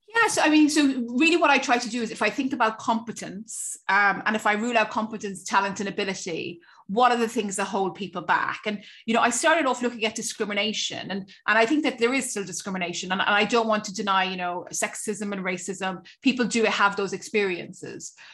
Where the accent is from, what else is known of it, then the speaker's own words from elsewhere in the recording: Cork, Munster, Ireland; stay in Cork, which is my hometown